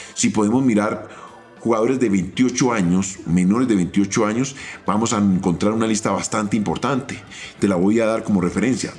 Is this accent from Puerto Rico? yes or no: no; Colombia; como colombianos